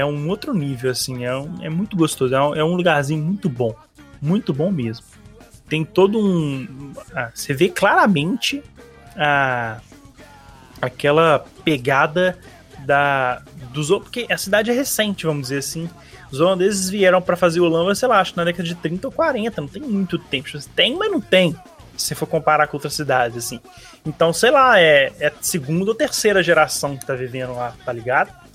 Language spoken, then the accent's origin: Portuguese; Belo Horizonte, Minas Gerais, Brazil; a gente é de Belo Horizonte